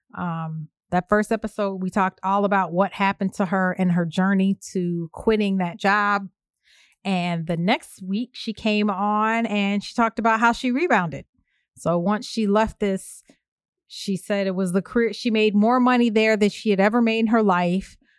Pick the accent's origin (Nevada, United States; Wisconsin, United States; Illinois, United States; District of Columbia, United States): Illinois, United States; Evanston; in my hometown of Evanston